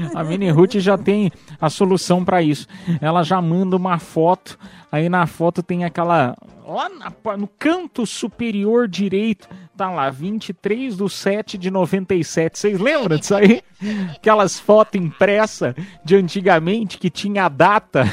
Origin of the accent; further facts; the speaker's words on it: Piedade, São Paulo, Brazil; sou de Piedade, interior de São Paulo